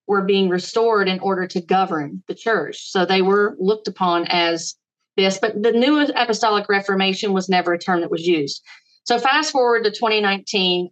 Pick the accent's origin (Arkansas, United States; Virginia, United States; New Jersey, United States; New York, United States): Virginia, United States; I am from Virginia. That's where we reside